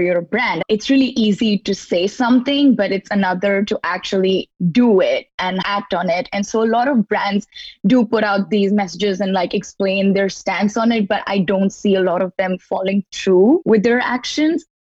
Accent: India; also born or lived in Muscat, Oman; now in New York, United States; I'm a designer from Muscat and India, a little bit of both. And so now I'm here in New York to go to school at Parsons

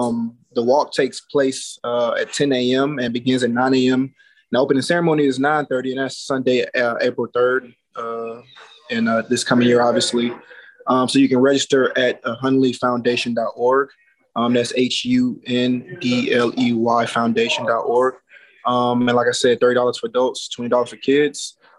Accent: Atlanta, Georgia, United States; also born or lived in Alabama / Miami / Arizona; now in Las Vegas, United States; I'm from Atlanta, so it may snow like once a year there, if not at all in like the next couple years type. And then I lived in Alabama

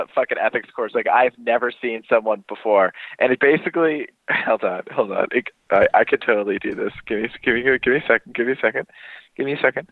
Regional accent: United States; moved away as an adult; now in England, United Kingdom; I'm American

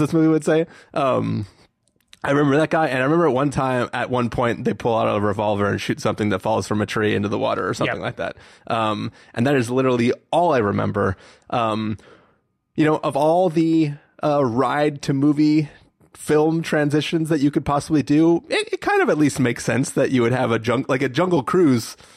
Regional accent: San Diego, California, United States; We grew up in San Diego

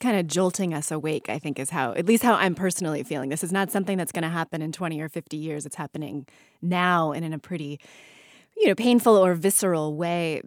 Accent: United States; I'm actually from Lake Tahoe

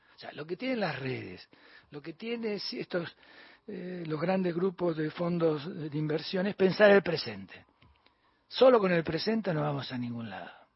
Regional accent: Bahía Blanca, Buenos Aires Province, Argentina; also born or lived in Punta Alta; yo soy de Bahía Blanco de Punta Alta

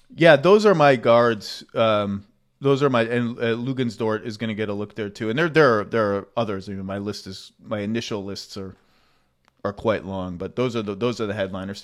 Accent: Connecticut, United States; I grew up in Connecticut

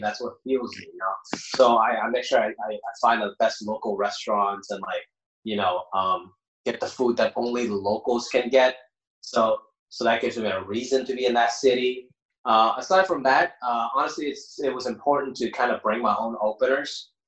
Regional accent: United States; also born or lived in Hong Kong; where I came from in Hong Kong is a big part of it, and then where I grew up in America is equally as big.

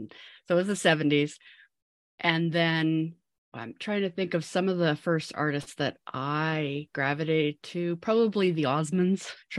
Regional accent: New Westminster, British Columbia, Canada; I grew up in New Westminster, BC. It's just outside of Vancouver in Canada.

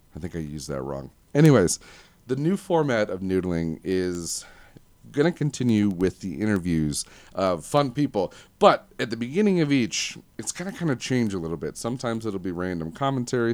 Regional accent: Livonia, Michigan, United States; I was born at four fifty P M in Livonia, Michigan, July sixteenth, nineteen eighty-eight

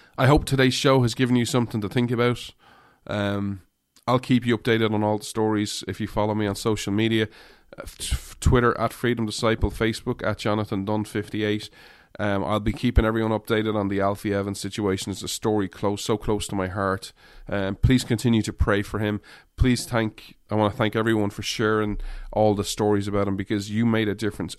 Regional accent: Ireland; moved away; I grew up in Ireland

